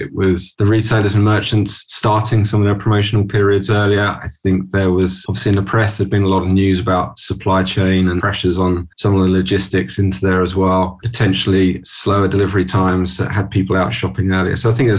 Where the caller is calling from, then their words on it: London, United Kingdom; I'm joining from London today. Normally I'd be in the office in London, but today at home